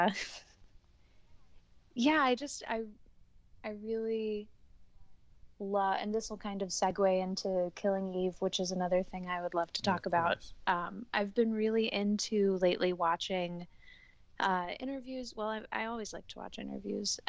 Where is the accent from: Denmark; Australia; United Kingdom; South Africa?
United Kingdom; England; now in New York, United States; We're both English and 26